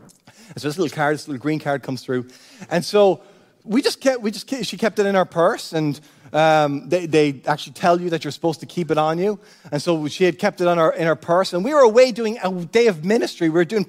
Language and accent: English; Cork, Munster, Ireland; also born or lived in United States; now in Florida, United States; when we moved from Cork here to Florida, I was born in the States, so I had an automatic citizenship in the United States. I had a dual citizenship.